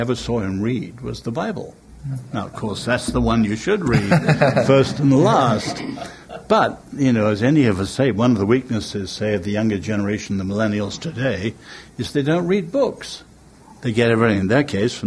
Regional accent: England, United Kingdom; I'm English

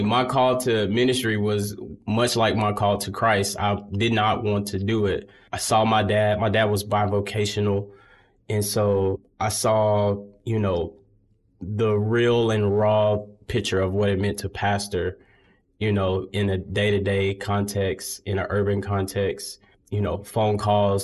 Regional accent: Birmingham, Alabama, United States; here in Birmingham. I grew up in Sardis Baptist Church, a historic church here in the city

